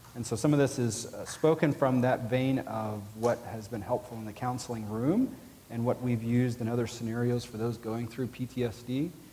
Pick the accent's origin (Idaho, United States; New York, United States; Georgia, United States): Georgia, United States; I'm from Georgia.